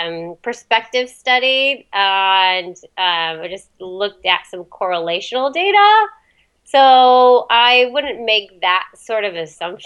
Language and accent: English; Alaska, United States; moved away as an adult; now in New England, United States; Actually, I'm not originally from New England. I'm originally from Alaska.